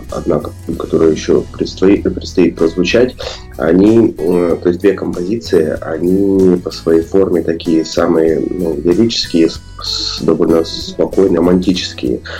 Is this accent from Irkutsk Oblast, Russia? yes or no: yes; Irkutsk, Irkutsk Oblast, Russia; с природой э, мо моего края, где я вырос, я сам из Иркутска